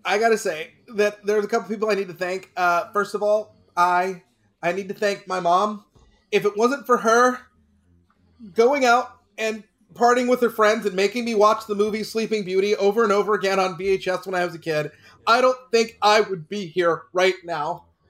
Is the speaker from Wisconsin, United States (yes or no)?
no; Texas, United States; now in California, United States; I grew up in Texas.